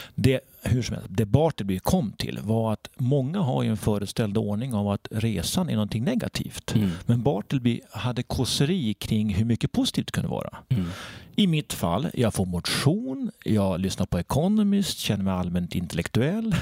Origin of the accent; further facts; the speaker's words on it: Sandviken, Gävleborg County, Sweden; Jag kommer från Sandviken, en stålstad med inbyggda hierarkier